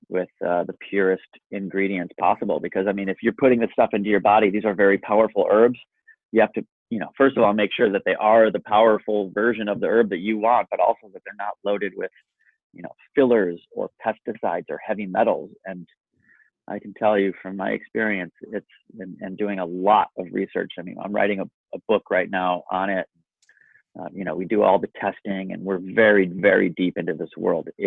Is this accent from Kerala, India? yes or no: yes; Kerala, India; And, and I am from Kerala, India, and I work directly in this world.